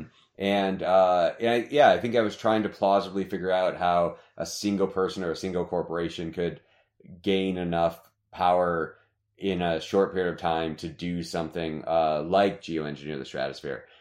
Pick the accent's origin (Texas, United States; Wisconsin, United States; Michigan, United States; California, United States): Michigan, United States; moved away as an adult; also born or lived in Ohio; now in Arizona, United States; I'm from the Midwest, you know, I, I grew up in Michigan